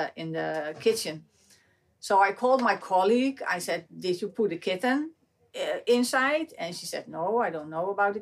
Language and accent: English; Amsterdam, North Holland, Netherlands; born and raised in Amsterdam